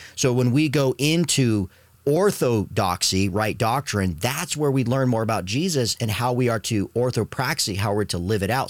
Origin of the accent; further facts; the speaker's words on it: Arizona, United States; my Catholic family when I was growing up in Arizona